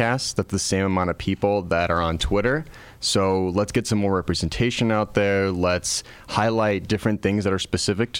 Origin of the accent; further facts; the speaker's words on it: Chicago, Illinois, United States; born and raised in Chicago, specifically the Humble Park neighborhood